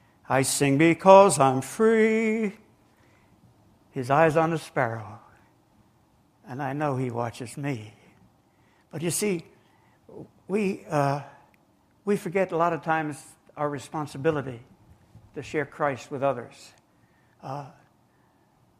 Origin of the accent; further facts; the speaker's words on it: New Jersey, United States; now in Georgia, United States; I was born and raised in New Jersey. And I moved down here to the sunny South in 1954